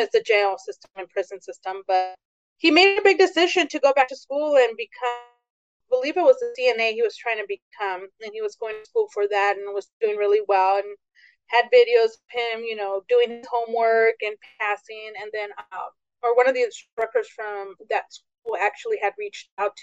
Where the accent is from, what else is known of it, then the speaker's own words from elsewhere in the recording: Tehachapi, California, United States; also born or lived in San Isidro; we moved from San Isidro up to Tehachapi, California